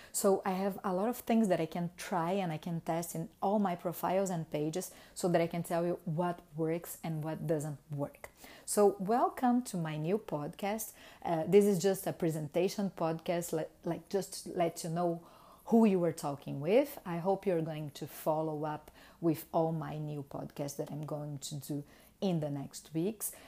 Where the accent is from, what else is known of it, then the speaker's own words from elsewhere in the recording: Brazil; English is a second language; moved away as an adult; now in Montreal, Canada; I was formed in Brazil in, uh, two thousand and two